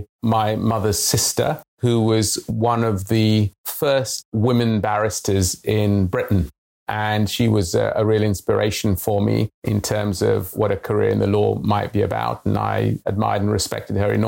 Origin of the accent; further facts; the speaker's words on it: Tanzania; moved away; also born or lived in London, United Kingdom; I was born in East Africa. It was a very, very different world from the world of today. This was the 1960s. It was post-colonial Tanzania